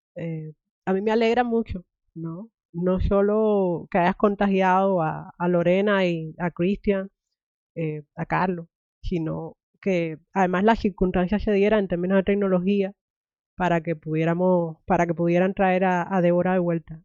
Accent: Cuba; now in United States; me crié en Cuba

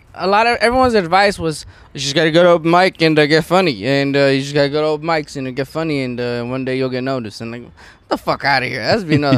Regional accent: Los Angeles, California, United States; I grew up in Van Nuys

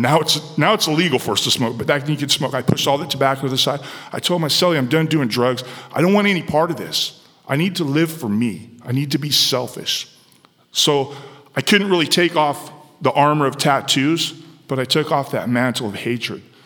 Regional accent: San Diego, California, United States; Where I grew up in San Diego, California, it was an environment that was fueled by crime and drugs

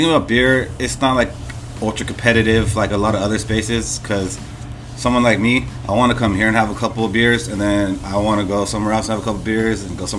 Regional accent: Lompoc, California, United States; moved away as an adult; now in Long Beach, United States; originally from Lompoc, California, the 805.

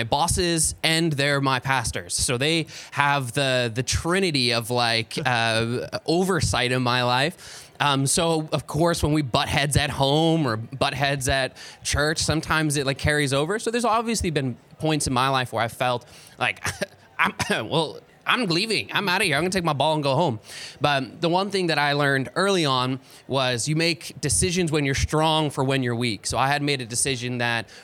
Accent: Calgary, Alberta, Canada; I am from Calgary

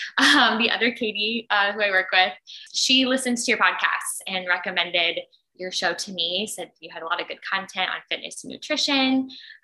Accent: Indianapolis, Indiana, United States; moved away as an adult; now in Minneapolis, United States; moved here in August 2019 from Indianapolis, where I grew up.

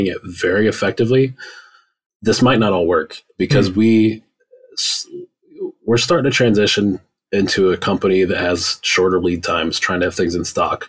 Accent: Rust Belt, Midwest, United States; I grew up in the Rust Belt. So I saw the same thing in the 90s, factories, shut down across the entire state, across the entire Midwest

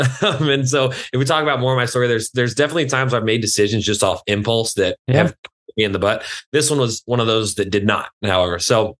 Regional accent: Lubbock, Texas, United States; moved away as an adult; also born or lived in Shallowater, Texas; now in New York City, United States; So I grew up in Lubbock, Texas. It's like West Texas. It's like, you know, Dallas, Austin, and San Antonio are like the fun parts of Texas. I'm about 6 hours northwest from all that, like right below Oklahoma.

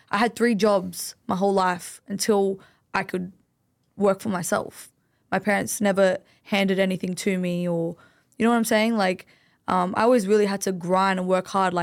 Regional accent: Sydney, New South Wales, Australia; I'm Lebanese. I grew up in Greenacre

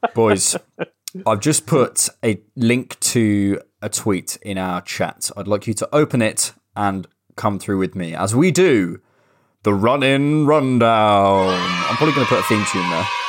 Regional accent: Bournemouth, South West England, United Kingdom; now in London, United Kingdom; my hometown

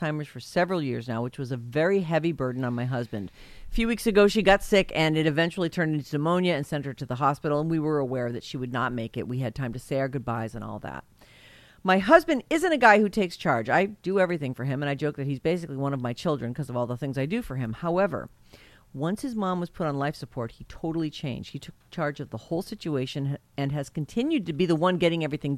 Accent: Massachusetts, United States; moved away; I grew up in Massachusetts

